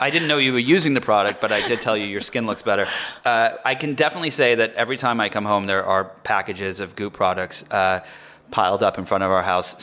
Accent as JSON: {"language": "English", "region": "England", "country": "United Kingdom", "tie": "born or raised there", "also_born_or_lived": "France", "moved": "yes", "said": "I grew up in England and I lived in France for a little while"}